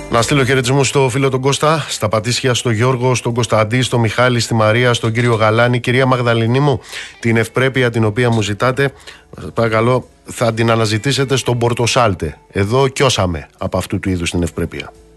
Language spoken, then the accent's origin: Greek; Elis, Western Greece, Greece; moved away; κάτω στην πατρίδα μου, στην Ηλία